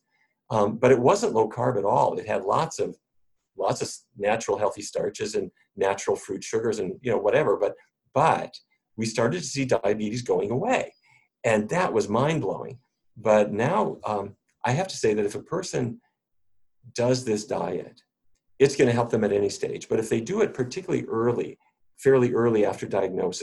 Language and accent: English; North Dakota, United States; I grew up in North Dakota.